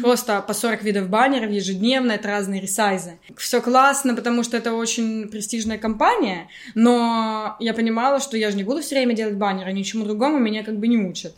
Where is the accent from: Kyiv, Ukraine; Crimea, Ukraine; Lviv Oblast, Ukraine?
Kyiv, Ukraine; moved away as an adult; also born or lived in England; now in Cyprus; я из Киева